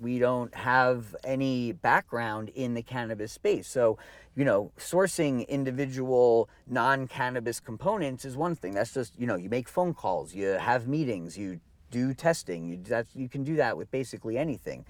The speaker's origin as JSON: {"language": "English", "region": "New Jersey", "country": "United States", "tie": "born or raised there", "said": "i grew up in you know in jersey in like the 80s and the early 90s"}